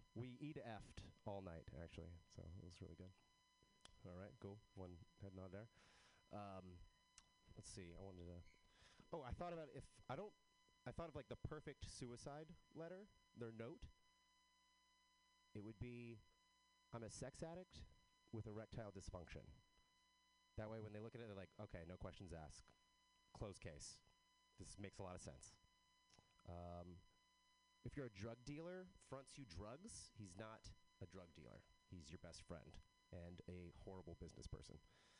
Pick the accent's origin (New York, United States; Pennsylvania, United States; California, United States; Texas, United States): Texas, United States; I am from Texas, but I don't have a Texas accent.